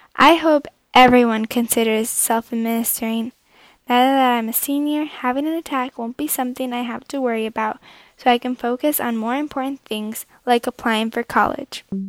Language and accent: English; Connecticut, United States; I'm from Connecticut and I'm 16 years old